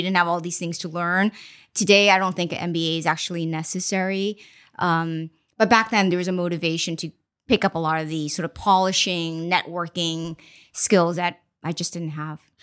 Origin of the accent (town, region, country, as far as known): Boston, Massachusetts, United States; born or raised there; also born or lived in China / Mozambique; now in Los Angeles, United States